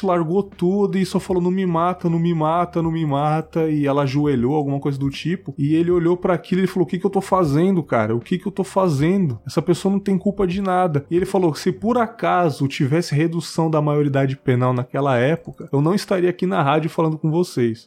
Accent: São Paulo, Brazil; also born or lived in São Miguel Paulista, São Paulo; eu nasci em São Miguel, mas eu fui pro Cangaíba

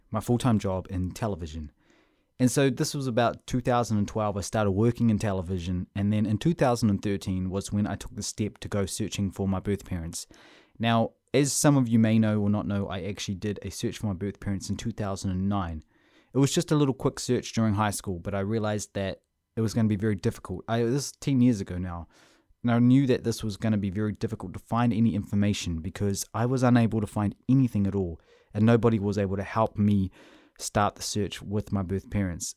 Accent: Whangarei, Northland, New Zealand; moved away as an adult; also born or lived in Russia / Auckland, New Zealand; I was raised in Whangarei until I was eighteen

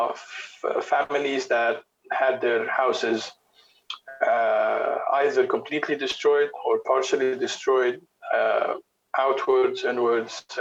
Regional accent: Beirut, Beirut Governorate, Lebanon; I'm originally from Beirut. Live here, work here, travel a lot.

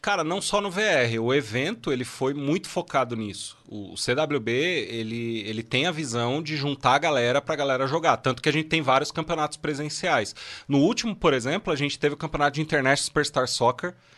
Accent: São Paulo, Brazil; Eu sou de São Paulo

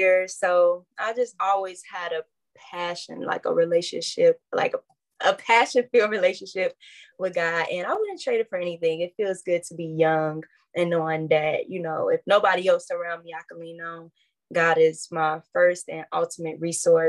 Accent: Calumet City, Illinois, United States; I grew up in Calumet City, Illinois

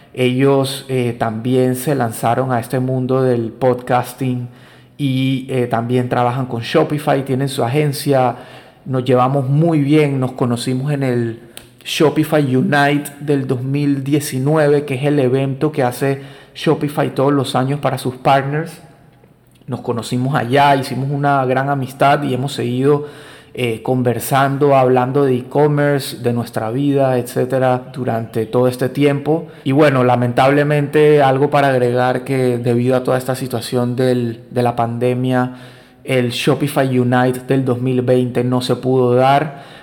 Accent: Colombia; now in Panama; soy colombiano, vivo en Panamá hace más de 20 años

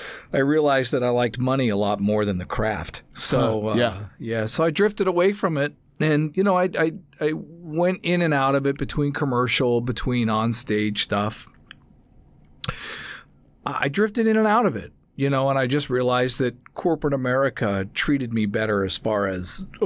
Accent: New Jersey, United States; moved away as an adult; now in Los Angeles, United States; I'm a Jersey boy.

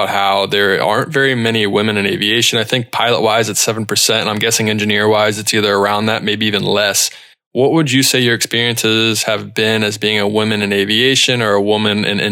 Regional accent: East Coast, United States; I'm from the East Coast

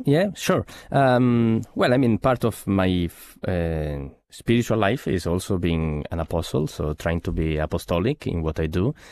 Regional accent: Genoa, Liguria, Italy; moved away; I come from Genoa, which is the birthplace of Paganini

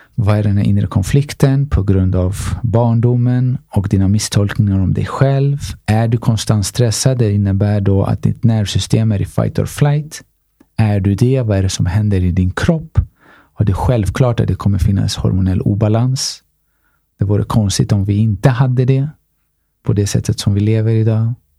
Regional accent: Stockholm, Stockholm County, Sweden; Jag är från Tensta, Rinkeby

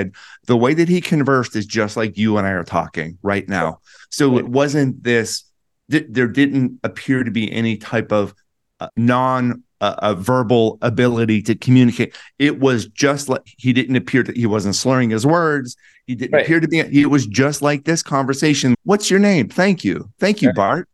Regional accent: Plum, Pennsylvania, United States; my hometown outside of Pittsburgh in Plum, Pennsylvania

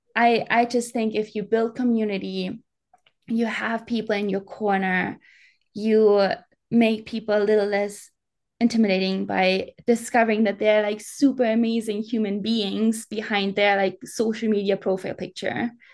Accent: Bavaria, Germany; English is a second language; moved away as an adult; I grew up in the mountains. I grew up in the Alps

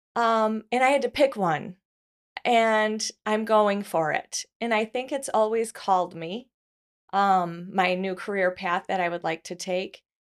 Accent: Grand Rapids, Michigan, United States; I was born in Grand Rapids, Michigan

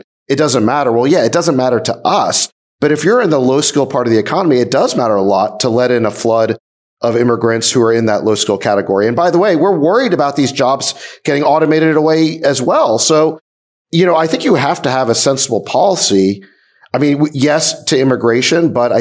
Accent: South Africa; now in United States; I was born in South Africa

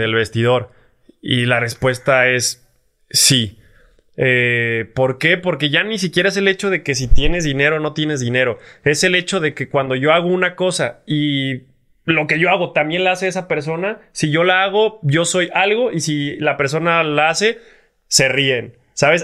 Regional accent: Mexico; nosotros como mexicanos

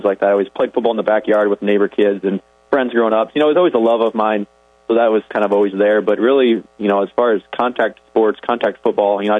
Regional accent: Orange City, Iowa, United States; I grew up in Orange City, so I was right in the neighborhood

